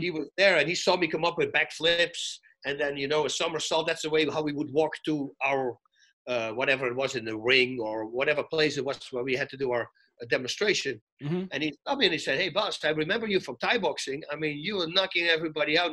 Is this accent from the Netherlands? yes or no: yes; Netherlands; now in California, United States; I come from Holland, so 70% of the time it's freaking raining